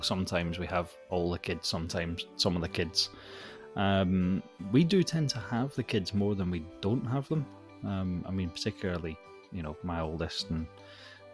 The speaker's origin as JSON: {"language": "English", "region": "Scotland", "country": "United Kingdom", "said": "with me being Scottish, we tend to put the Hogmanay Live on"}